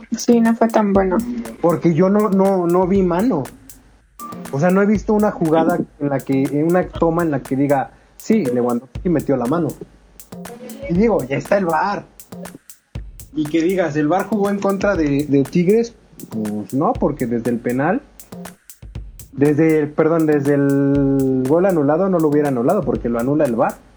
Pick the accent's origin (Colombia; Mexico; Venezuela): Mexico; como mexicano